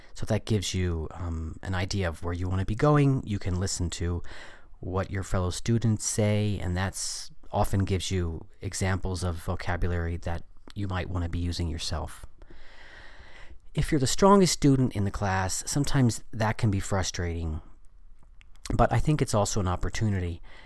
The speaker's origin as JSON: {"language": "English", "country": "United States", "said": "I was coming from the American culture"}